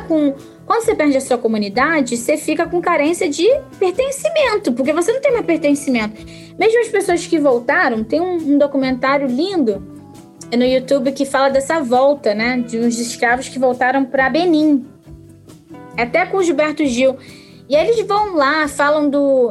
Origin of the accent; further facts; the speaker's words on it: Brazil; moved away as an adult; now in Canada; Eu que vim do, do Brasil, vim de, né, de uma realidade diferente